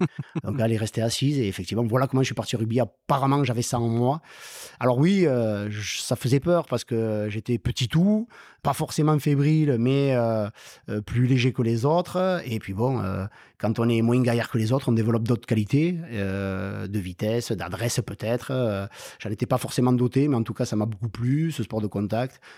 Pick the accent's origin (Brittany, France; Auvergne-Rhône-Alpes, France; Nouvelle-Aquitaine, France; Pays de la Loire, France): Nouvelle-Aquitaine, France; Lannecaube; now in Pau, France; j'ai grandi à Lannecob, dans le canton de Lembeil